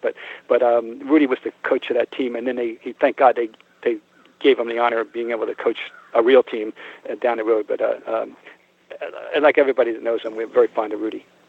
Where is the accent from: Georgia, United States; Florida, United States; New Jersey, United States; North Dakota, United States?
New Jersey, United States; Trenton; moved away as an adult; also born or lived in Boston; growing up in Trenton, New Jersey